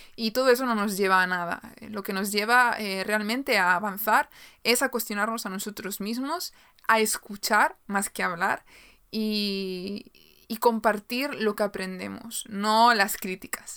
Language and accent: Spanish; Galicia, Spain; soy de Galicia, en España